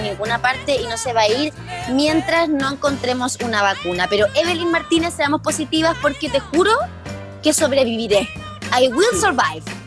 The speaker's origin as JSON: {"language": "Spanish", "country": "Chile"}